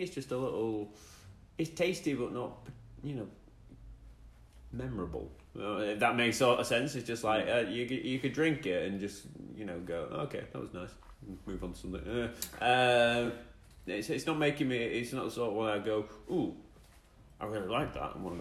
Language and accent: English; Yorkshire and the Humber, United Kingdom; I'm northern. If you've got beef, come and see me. I'm a Yorkshireman as well